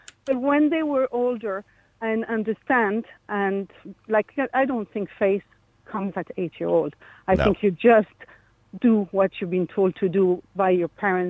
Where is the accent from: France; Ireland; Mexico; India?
France; English is a second language; I'm French.